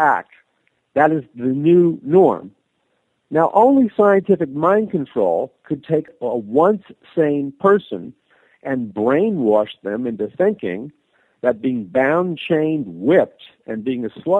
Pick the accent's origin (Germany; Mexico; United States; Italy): United States; I'm an American